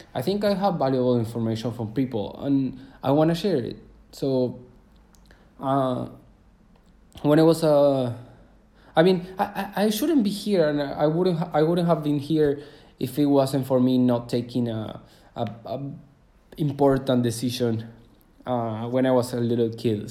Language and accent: English; Córdoba, Argentina; I was born in Cordoba, is a city of Argentina, where I'm from right now. So I was born there.